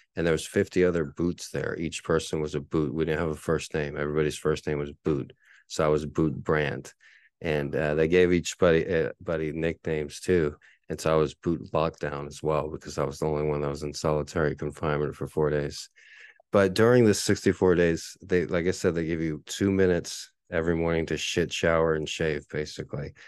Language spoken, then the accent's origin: English; San Antonio, Texas, United States; my hometown team, the only real team I've cheered for in my whole life, the San Antonio Spurs